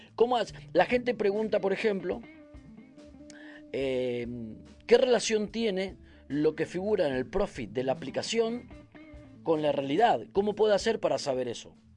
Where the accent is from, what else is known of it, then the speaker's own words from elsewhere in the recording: Argentina; soy argentino